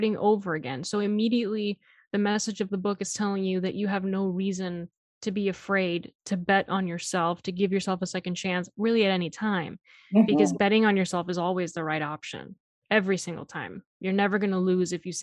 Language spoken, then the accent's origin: English; Miami, Florida, United States; I'm from Miami